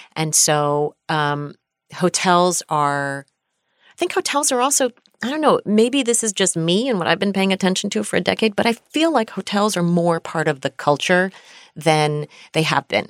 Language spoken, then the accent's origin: English; United States; we are American